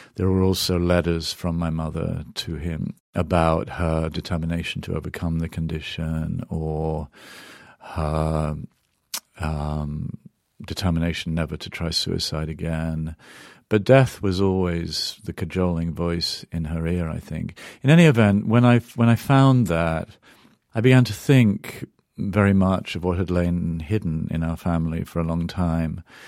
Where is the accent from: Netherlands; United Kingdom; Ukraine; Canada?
United Kingdom; England; now in United States; I grew up in England, now I'm an American